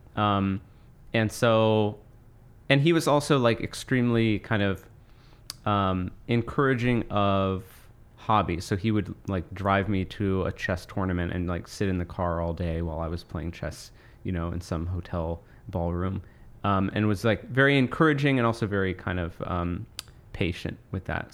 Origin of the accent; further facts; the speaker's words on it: Monmouth County, New Jersey, United States; I grew up in Monmouth County, New Jersey